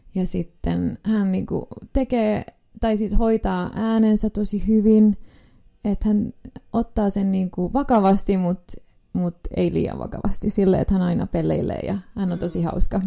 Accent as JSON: {"language": "Finnish", "country": "Finland", "said": "ollaan Suomesta"}